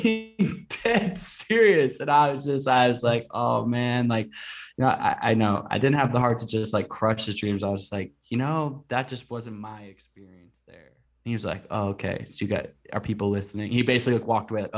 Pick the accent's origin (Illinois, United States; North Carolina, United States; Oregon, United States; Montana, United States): Oregon, United States; Portland; my hometown of Portland, Oregon